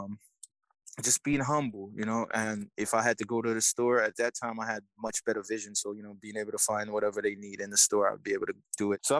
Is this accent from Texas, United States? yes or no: no; New York, United States; born or raised there; also born or lived in Jamaica